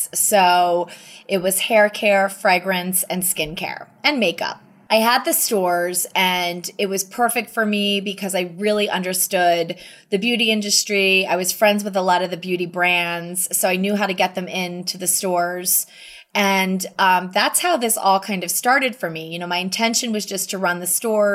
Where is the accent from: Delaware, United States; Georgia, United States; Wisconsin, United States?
Delaware, United States; suburb of Wilmington; moved away as an adult; also born or lived in New York City; now in Jackson Hole, United States; I grew up in a suburb of Wilmington, Delaware, which is about 30 minutes outside of Philadelphia